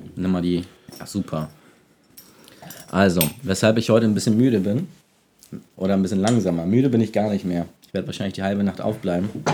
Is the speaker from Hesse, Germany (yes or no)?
no; Hamburg, Germany; moved away as an adult; now in Detmold, Germany; Ich komme aus Hamburg, habe dort Design studiert